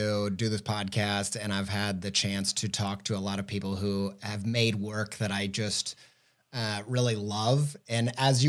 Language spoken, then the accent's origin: English; Indiana, United States; I grew up in Indiana